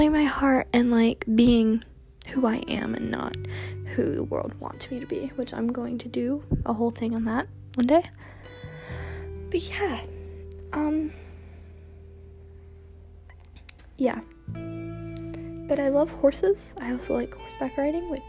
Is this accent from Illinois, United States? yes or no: no; Georgia, United States; also born or lived in Hollywood, California / Palmdale, California; we moved to, Georgia, and that's where I live now